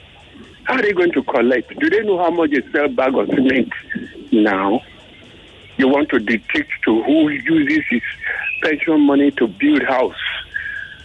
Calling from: Ikotun, Lagos, Nigeria; I'm calling from the Ikotun area.

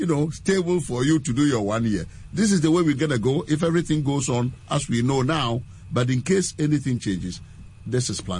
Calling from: Makati, Metro Manila, Philippines; I'm calling from Makati here.

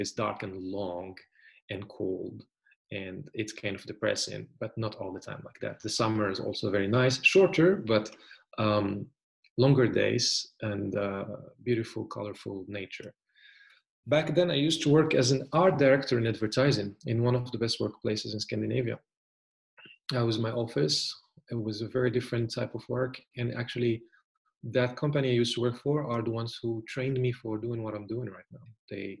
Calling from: Germany; right now I'm calling you from Germany. It's very beautiful and sunny.

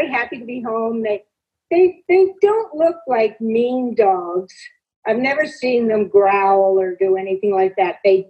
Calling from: Calabasas, California, United States; I'm calling from California, Calabasas.

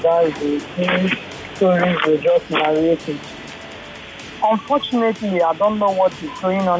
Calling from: Yaba, Lagos, Nigeria; I'm calling from Yaban.

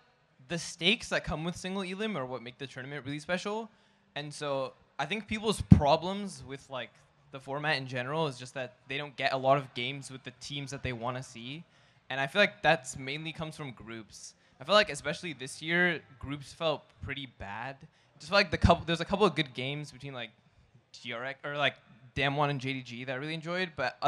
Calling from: Seattle, Washington, United States

